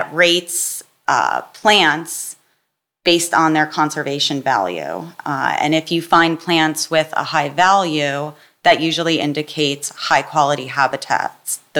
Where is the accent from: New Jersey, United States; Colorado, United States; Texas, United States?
New Jersey, United States; Jackson; also born or lived in Oberlin, Ohio / Philadelphia, Pennsylvania; I grew up in Jackson, New Jersey